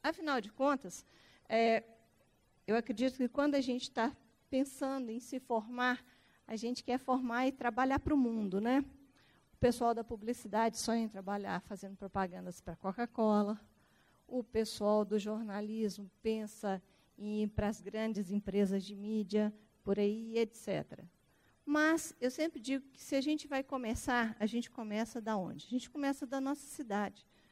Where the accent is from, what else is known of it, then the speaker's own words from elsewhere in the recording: Belo Horizonte, Minas Gerais, Brazil; nós somos mineiros